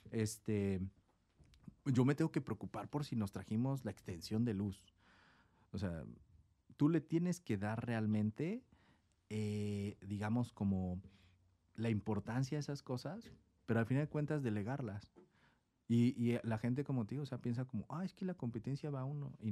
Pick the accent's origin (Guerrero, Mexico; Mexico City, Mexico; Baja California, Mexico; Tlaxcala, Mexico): Baja California, Mexico; Tecate; que éramos de encenada y que de encenada y de encenada. Así como, güey, somos de Tecate, güey, ¿sabes? O sea, también era como un peso